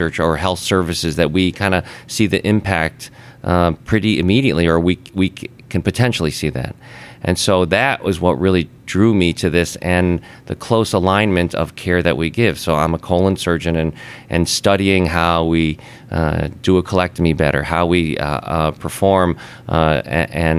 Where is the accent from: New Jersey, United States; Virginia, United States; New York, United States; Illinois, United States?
Illinois, United States; Chicago; moved away as an adult; also born or lived in West Coast / East Coast; I'm from Chicago, born and raised there